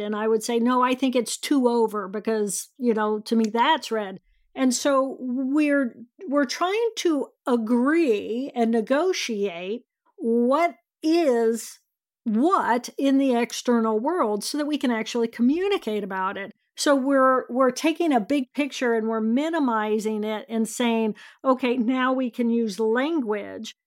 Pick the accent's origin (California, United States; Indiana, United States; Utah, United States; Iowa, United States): Indiana, United States; I grew up in Indiana